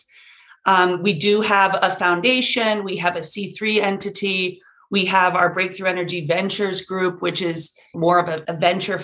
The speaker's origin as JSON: {"language": "English", "region": "Colorado", "country": "United States", "tie": "born or raised there", "also_born_or_lived": "Texas", "said": "I grew up in Colorado. I spent some time in Texas"}